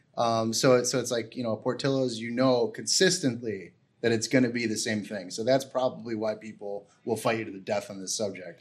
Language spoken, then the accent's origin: English; Chicago, Illinois, United States; I'm I'm from Chicago